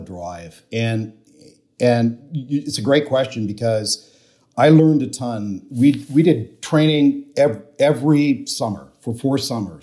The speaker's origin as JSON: {"language": "English", "country": "Canada", "tie": "born or raised there", "said": "I grew up in Canada"}